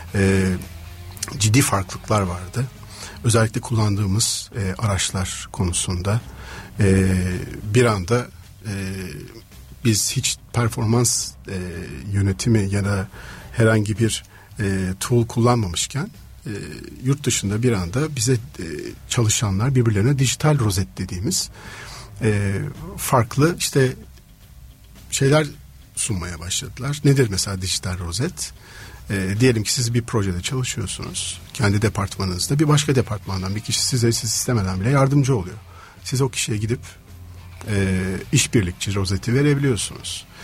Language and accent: Turkish; Istanbul, Turkey; İstanbul'da doğdum